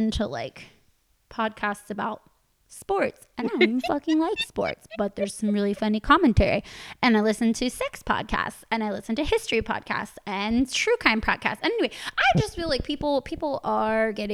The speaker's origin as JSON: {"language": "English", "country": "United States", "said": "I'm American"}